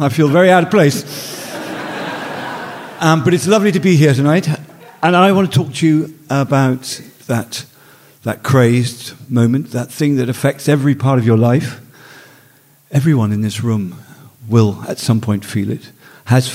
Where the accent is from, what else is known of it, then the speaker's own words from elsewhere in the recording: Northumberland, North East England, United Kingdom; I grew up in Northumberland